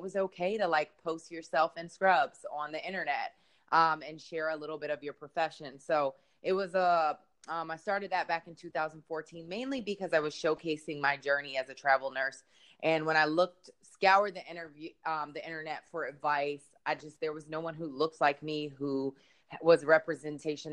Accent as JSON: {"language": "English", "town": "Philadelphia", "region": "Pennsylvania", "country": "United States", "moved": "yes", "said": "I'm from Philadelphia, Pennsylvania"}